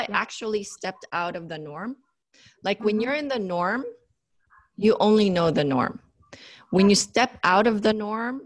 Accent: Philippines; moved away; I was raised in the Philippines

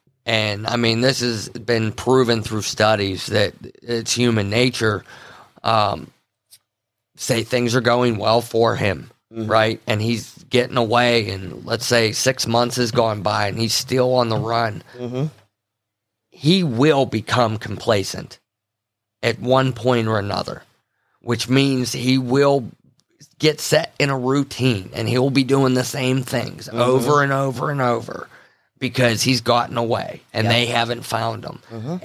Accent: Pennsylvania, United States; we grew up in the Appalachians, a portion of it in, you know, west central Pennsylvania area.

